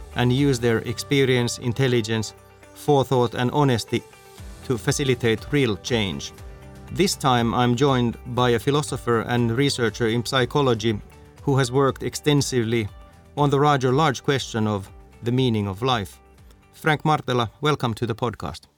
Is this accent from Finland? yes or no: yes; Finland; I'm from Finland